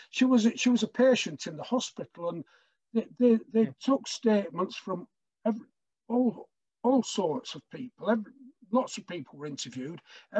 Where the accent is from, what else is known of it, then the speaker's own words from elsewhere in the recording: Blackburn, North West England, United Kingdom; I'm from Blackburn, and when I was growing up, early in my childhood, I was told the story of a murder that occurred in Blackburn in 1948